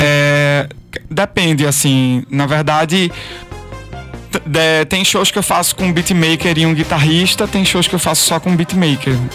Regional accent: Pernambuco, Brazil; eu sou pernambucano

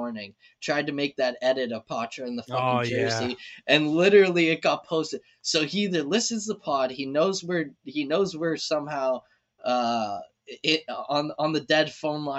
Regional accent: Canada; being as a Canadian

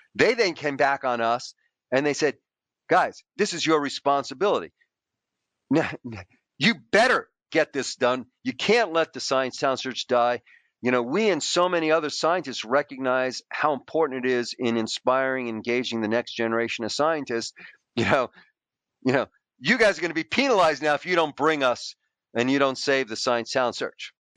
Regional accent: New York City, New York, United States; I grew up in a poor Greek immigrant family.

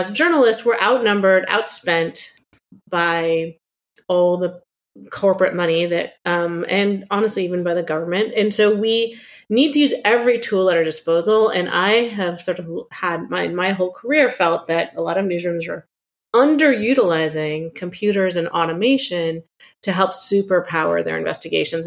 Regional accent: Palo Alto, California, United States; moved away as an adult; also born or lived in Chicago; I grew up in Silicon Valley in Palo Alto during sort of the personal computer revolution

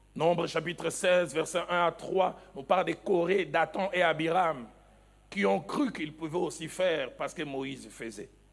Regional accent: the East, eastern DR Congo, DR Congo; also born or lived in Kinshasa; chez nous, à l'Est

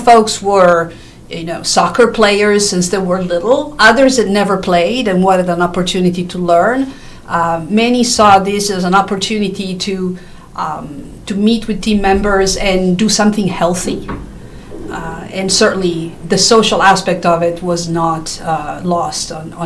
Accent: Italy; moved away; I was raised in Italy. My dad worked with the Juventus football club in Turin, Italy

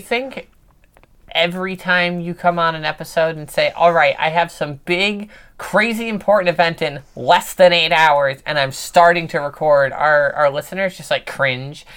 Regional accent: New York, United States; moved away; I'm originally from New York

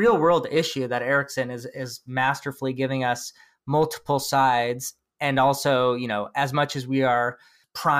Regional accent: United States; I'm an American

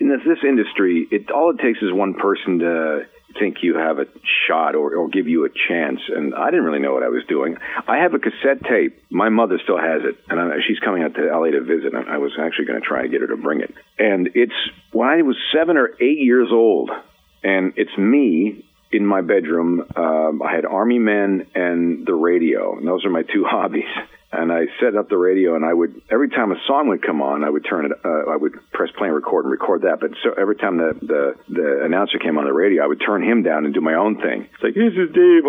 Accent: Peterborough, Ontario, Canada; also born or lived in Vancouver; now in Los Angeles, United States; I remember growing up in Peterborough, Ontario

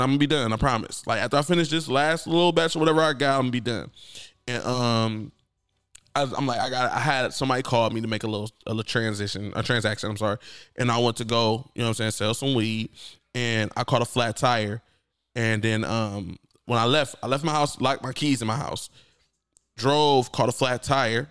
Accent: Akron, Ohio, United States; I'm from Akron.

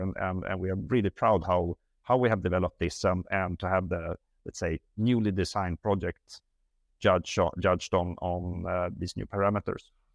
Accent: Sweden; moved away; I'm Swedish.

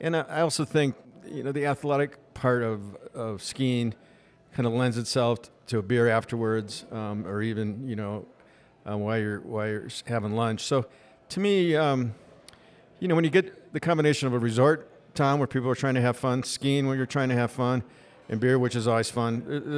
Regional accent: Milwaukee, Wisconsin, United States; moved away as an adult; now in Park City, United States; I came here as a 21-year-old, actually hitchhiked here from Milwaukee after I graduated from Marquette University.

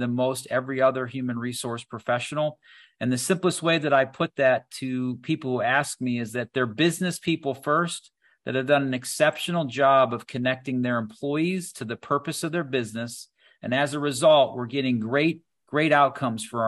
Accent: Doylestown, Ohio, United States; also born or lived in Bath, Ohio; I'm originally from a small town called Doylestown, Ohio.

